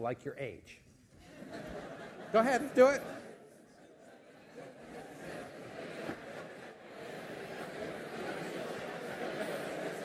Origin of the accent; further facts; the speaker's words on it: United States; now in United Kingdom; I'm not British, as you've gathered. I'm American